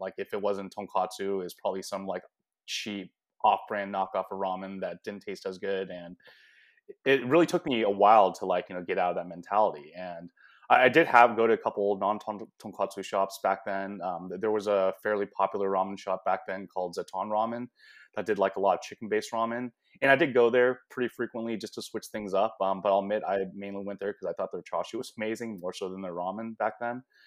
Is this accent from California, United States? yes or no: yes; San Francisco Bay Area, California, United States; moved away as an adult; also born or lived in Shanghai, China; now in Southern California, United States; I was actually born in Shanghai, China. I grew up in the San Francisco Bay Area, but I've been in Southern California